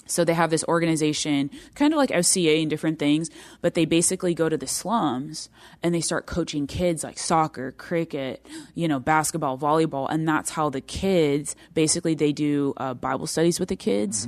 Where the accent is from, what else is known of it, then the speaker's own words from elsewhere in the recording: United States; I'm American